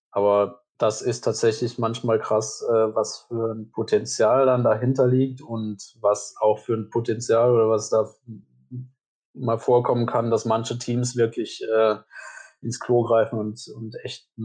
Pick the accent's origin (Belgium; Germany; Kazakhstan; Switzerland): Belgium; Wallonia; kommen aus Deutschland oder dann eben aus dem Grenzgebiet bei uns in Ostbelgien. Äh, das sind dann aber auch dann immer vereinzelte Personen, für deutsche Unternehmen bin ich halt kein Deutscher.